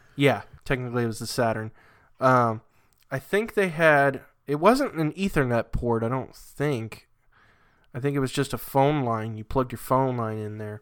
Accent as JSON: {"language": "English", "region": "New England", "country": "United States", "tie": "born or raised there"}